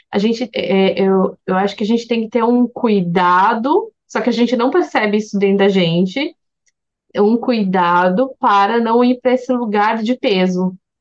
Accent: Brazil; como brasileira misturada

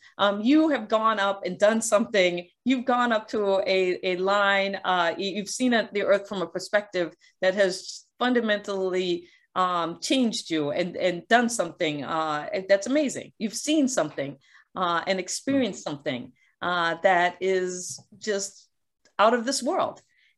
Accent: Guam; born there; I was born on Guam because my dad was working at the NASA tracking station during the Apollo missions.

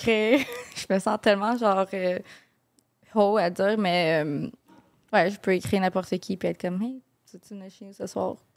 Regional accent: Montreal, Quebec, Canada; j'ai grandi à Verdun. Donc, vraiment dans le ghetto

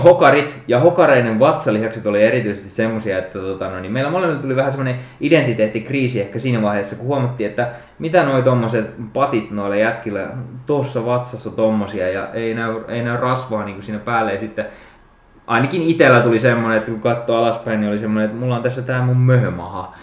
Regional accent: Jokioinen, Tavastia Proper, Finland; mä olin Jokioisilta kotoisin, eli pienempi paikkakunta, pieni kylä

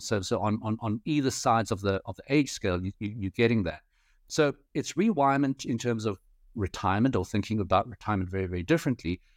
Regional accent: South Africa; also born or lived in United Kingdom / Paris; I'm third generation Chinese South African. Um, so born and bred in South Africa

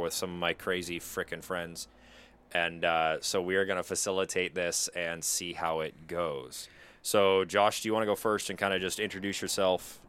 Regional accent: Pacific Northwest, United States; we're both from the Pacific Northwest

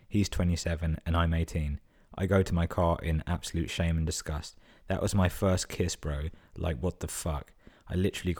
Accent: United States; Like he deadass grew up on a rural Irish farm. Meanwhile, I grew up on stolen land under the Bush administration.

